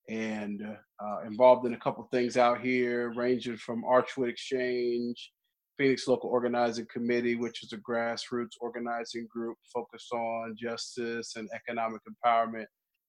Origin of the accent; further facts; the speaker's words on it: Germany; born there; also born or lived in Alabama / Texas; I was born in Germany, military brat, grew up all over, mostly Alabama and Texas, and then I've been here 10 years.